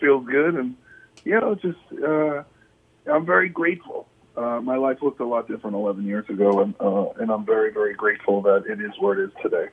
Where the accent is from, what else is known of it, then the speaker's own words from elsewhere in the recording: New York City, New York, United States; I'm from New York City